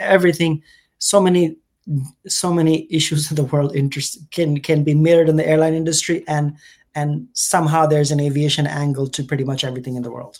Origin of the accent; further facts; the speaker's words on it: India; also born or lived in United Kingdom; now in United States; And I'm technically British. I was born in UK. My family is from India. I grew up between India and now US and UK.